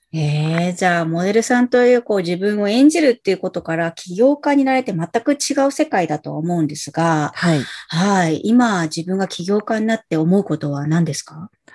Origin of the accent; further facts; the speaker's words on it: Nagoya, Aichi, Japan; 名古屋出身なので